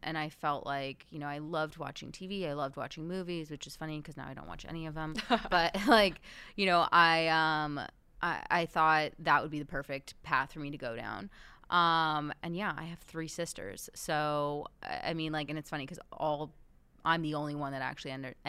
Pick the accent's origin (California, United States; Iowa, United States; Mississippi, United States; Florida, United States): California, United States; Beverly Hills; So, I grew up in Beverly Hills, and everybody's family seemed to be in entertainment, and mine really wasn't.